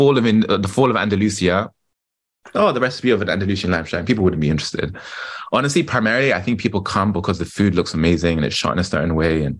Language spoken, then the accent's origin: English; London, United Kingdom; I'm British, born and raised in London